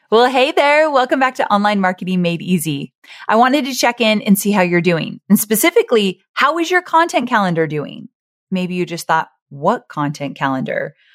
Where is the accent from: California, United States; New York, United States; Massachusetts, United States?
California, United States; Orange County; I was born and raised in Orange County, California